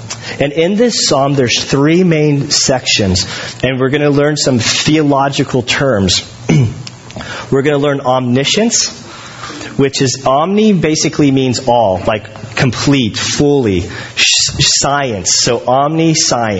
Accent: United States; I'm an American

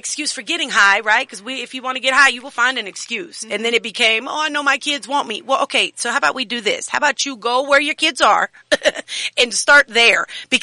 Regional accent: Reno, Nevada, United States; moved away; I'm from Reno

